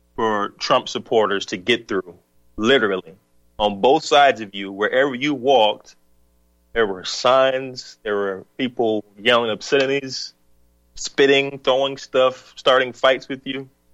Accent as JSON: {"language": "English", "region": "the South", "country": "United States", "tie": "born or raised there", "also_born_or_lived": "the North", "moved": "yes", "said": "I'm from the South. Was born in the South."}